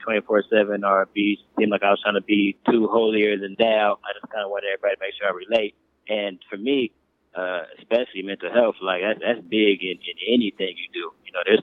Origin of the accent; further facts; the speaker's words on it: Oakland, California, United States; growing up in Oakland, I got to see a lot of different things